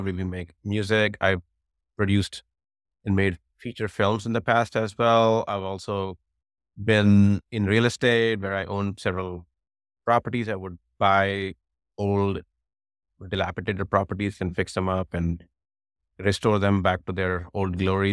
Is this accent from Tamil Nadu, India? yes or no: no; New Delhi, Delhi, India; moved away as an adult; now in United States; I grew up in New Delhi, where I did my engineering